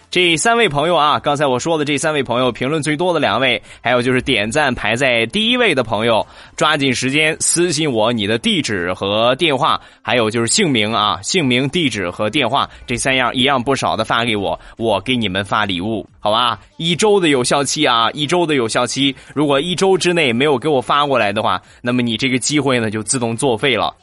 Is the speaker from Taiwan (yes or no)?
no; Rizhao, Shandong, China; 我家乡的特产，日照绿茶